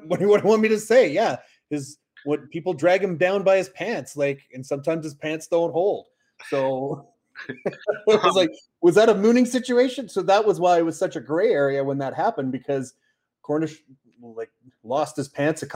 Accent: Canada; we're just very happy as Canadians

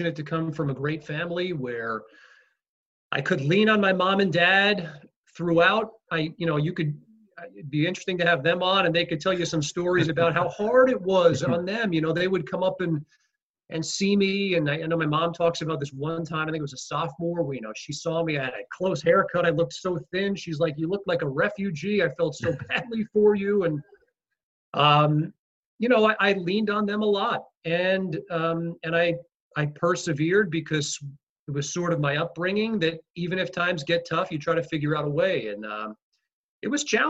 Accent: Rockville Centre, New York, United States; I loved growing up in Rockville Center

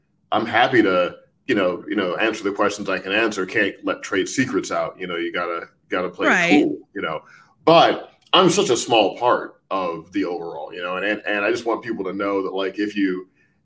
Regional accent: St. Louis, Missouri, United States; I grew up in St. Louis

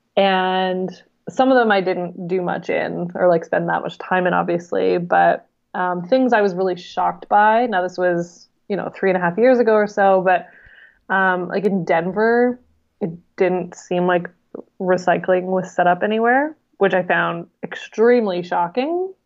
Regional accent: Vancouver Island, British Columbia, Canada; I'm from Vancouver Island. It's like jokingly called Hippie Island

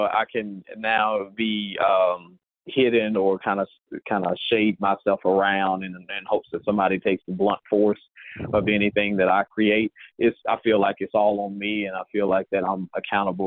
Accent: Mississippi, United States; I am originally from Mississippi

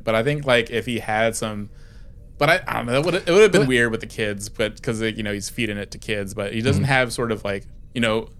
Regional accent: East Coast, United States; I'm from the East Coast.

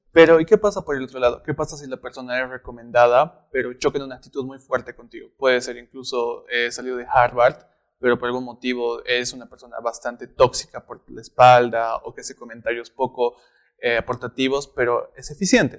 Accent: Bolivia; nosotros como bolivianos

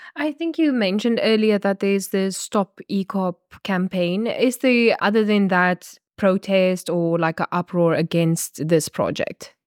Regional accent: Namibia; I'm a journalist from Namibia

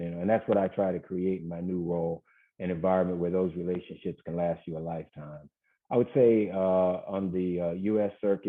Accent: Cleveland, Cincinnati, Ohio, United States; also born or lived in Princeton, New Jersey; my career stopped when I moved from Cleveland to Cincinnati.

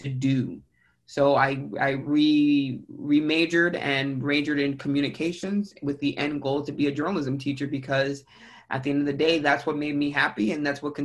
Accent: San Antonio, Texas, United States; also born or lived in San Marcos, Texas / Houston, Texas; I was born and raised in San Antonio, Texas

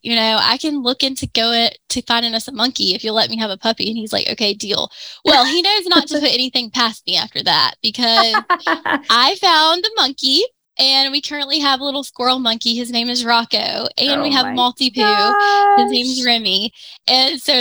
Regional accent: Pensacola, Florida, United States; moved away as an adult; also born or lived in Gainesville, Florida; move back to Pensacola, which is where I'm from

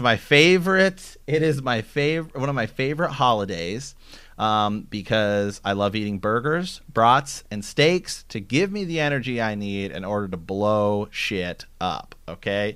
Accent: Ohio, United States; now in Portland, United States; I'm from Ohio

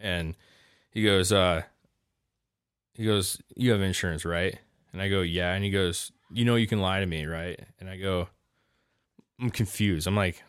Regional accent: Washington, United States; oh, well, I'm from Washington, you know

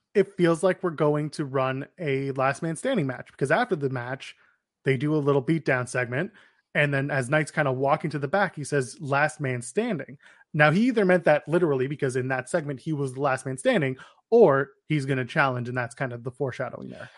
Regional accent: Canada; we're Canadian

